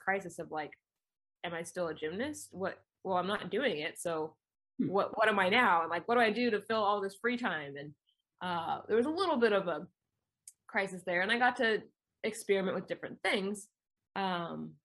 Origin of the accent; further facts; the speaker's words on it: Manhattan Beach, California, United States; I grew up in Manhattan Beach, California, so right next to LAX